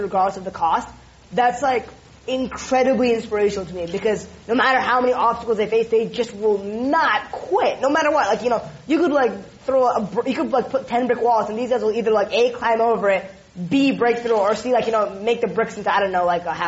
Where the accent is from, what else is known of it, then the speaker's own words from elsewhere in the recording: California, United States; I'm Californian